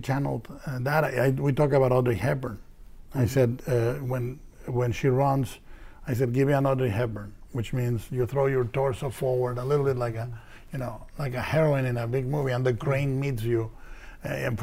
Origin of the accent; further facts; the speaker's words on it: Mexico; I was raised fiscally responsible in Mexico